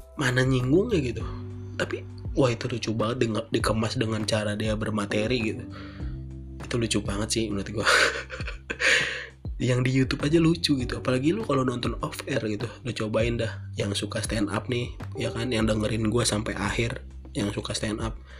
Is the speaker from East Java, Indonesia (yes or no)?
no; Bekasi, West Java, Indonesia; di Bekasi yaitu kota gue